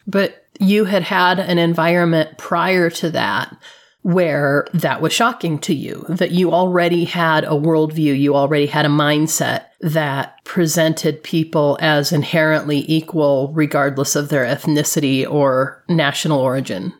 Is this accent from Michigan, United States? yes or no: yes; Flint, Michigan, United States; moved away; I grew up in Flint, Michigan